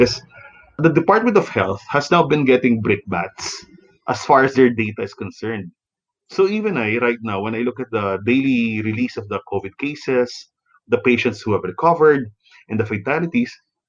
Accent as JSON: {"language": "English", "town": "San Fernando", "region": "Central Luzon", "country": "Philippines", "tie": "born or raised there", "moved": "yes", "lives_now": "Manila, Philippines", "said": "in some parts of my hometown, in San Fernando, Pampanga"}